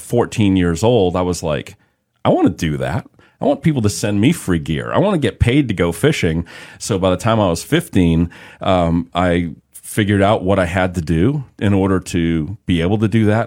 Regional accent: Boston, Massachusetts, United States; growing up in the Boston area um, in the 80s

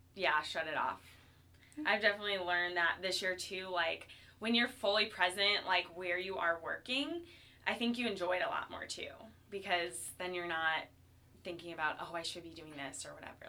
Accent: Cleveland, Ohio, United States; also born or lived in Chicago; now in St. Louis, United States; I came to St. Louis by means of Chicago. I was born in Cleveland

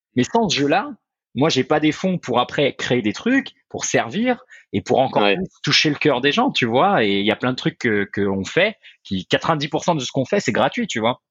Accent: France; moved away; j'ai quitté la France très tôt

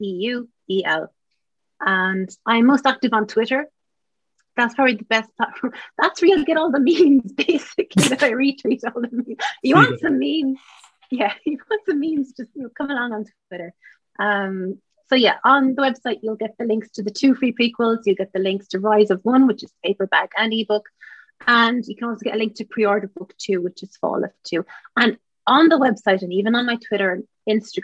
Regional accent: Ireland; as Irish writers

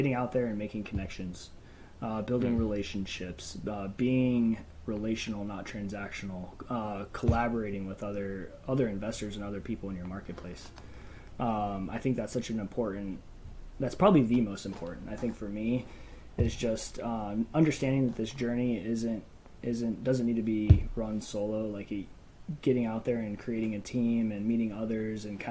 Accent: Phoenix, Arizona, United States; I'm from Phoenix, Arizona, born and raised.

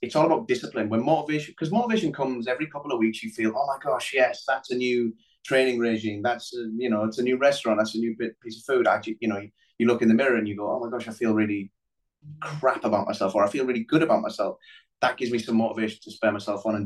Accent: Middlesbrough, North East England, United Kingdom; moved away as an adult; also born or lived in London; growing up in Middlesbrough

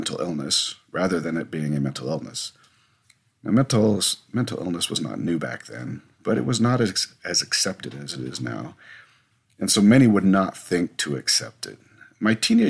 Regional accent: Whidbey Island, Washington, United States; moved away as an adult; also born or lived in northern Idaho; I grew up on Whidbey Island during my teenage years, and my parents still live there

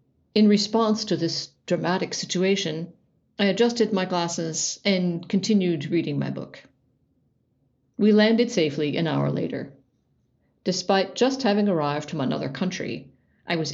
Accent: Ohio, United States; moved away as an adult; now in Germany; I was born in Ohio

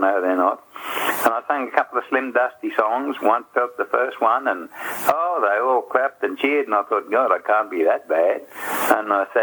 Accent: Glenreagh, New South Wales, Australia; also born or lived in Grafton, Australia; now in Coffs Harbour, Australia; I grew up in Glen Ray, Tallawidgee Creek, to be exact.

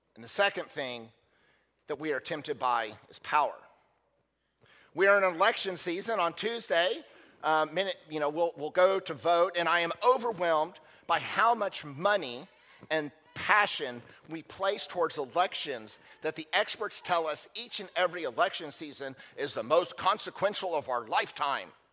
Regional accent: United States; as American Christians

